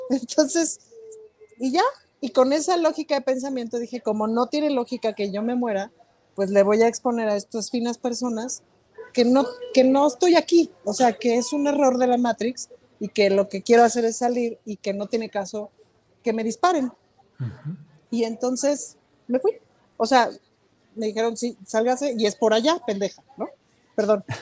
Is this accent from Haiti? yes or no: no; Mexico; soy mexicana, estoy perdida.